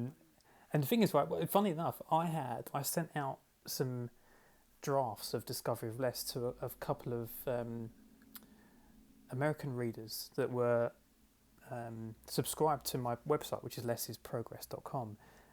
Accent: London, United Kingdom; I'm from London in the UK.

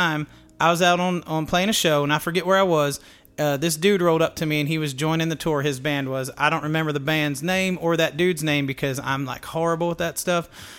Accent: Maryland, United States; growing up in Maryland

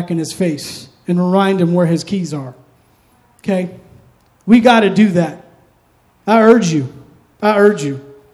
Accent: East Coast, United States; I'm from the East Coast. I'm an old guy.

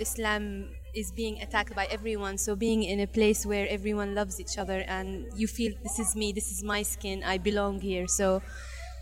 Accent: Syria; now in United Kingdom; I'm originally from Syria and I live in the UK

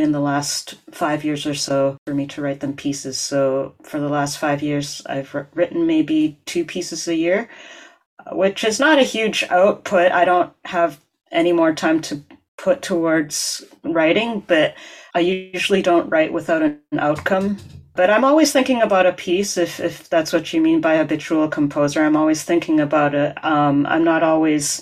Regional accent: Edmonton, Alberta, Canada; moved away as an adult; now in Montreal, Canada; Growing up in Alberta

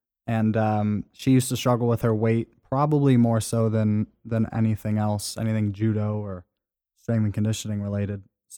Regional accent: California, United States; I'm originally from California, moved out east, upstate New York area.

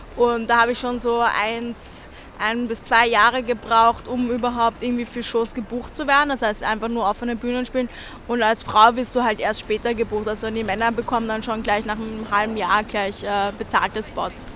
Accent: Vienna, Austria; moved away as an adult; also born or lived in Berlin; ich bin im äh, 22. aufgewachsen bei der Alten Donau gleich

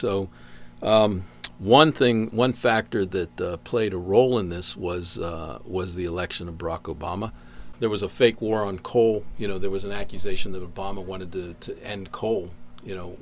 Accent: Pittsburgh, Pennsylvania, United States; now in West Virginia, United States; I grew up in Pittsburgh

